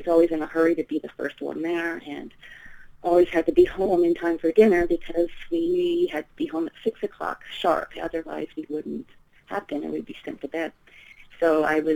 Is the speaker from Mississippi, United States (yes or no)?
no; Port Townsend, Washington, United States; I grew up in the Pacific Northwest